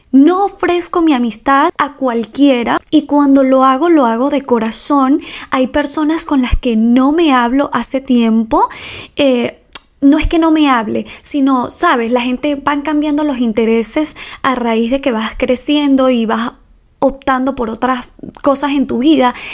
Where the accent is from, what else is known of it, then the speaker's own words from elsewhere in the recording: Ecuador; moved away; Me vine de Ecuador y aún seguimos teniendo una amistad.